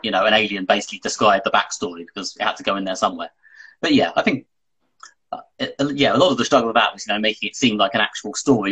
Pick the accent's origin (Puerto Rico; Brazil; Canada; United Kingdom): United Kingdom; the British guy